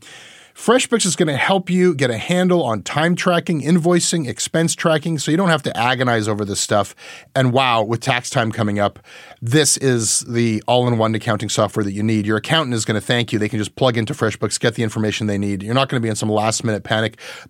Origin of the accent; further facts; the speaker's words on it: Canada; This is the saddest part of being Canadian.